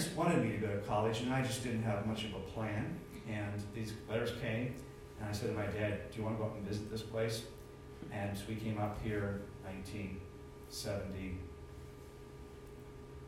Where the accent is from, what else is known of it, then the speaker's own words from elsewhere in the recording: Pittsburgh, Pennsylvania, United States; I grew up in Pittsburgh